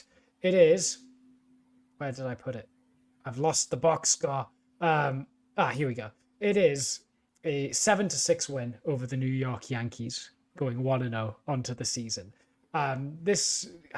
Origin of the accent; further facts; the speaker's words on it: United Kingdom; my hometown in the UK